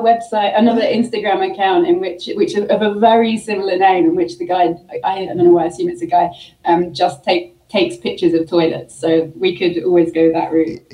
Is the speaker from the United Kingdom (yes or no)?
yes; London, United Kingdom; moved away as an adult; also born or lived in Brighton, United Kingdom / Michigan, United States; now in Utah, United States; I'm from the UK. Um, I'm originally from London, uh, but I, I, call Brighton home. I lived there for 10 years before moving to the States